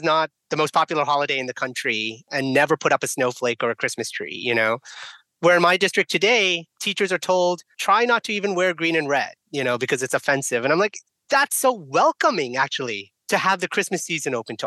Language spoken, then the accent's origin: English; San Francisco Bay Area, California, United States; also born or lived in India; I was born in India. I grew up here as an immigrant. And to me, growing up in the San Francisco Bay Area